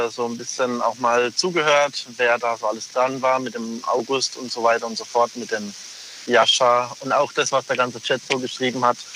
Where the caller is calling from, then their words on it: Pforzheim, Baden-Württemberg, Germany; Ich komme aus Pforzheim.